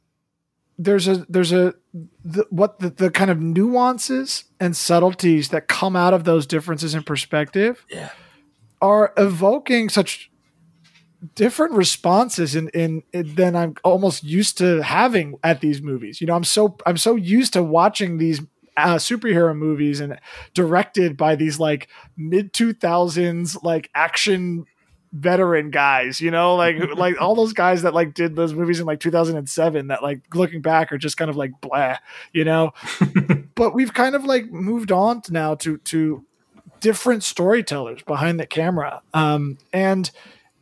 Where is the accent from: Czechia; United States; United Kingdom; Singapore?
United States; my own kind of mixed background and being Chinese American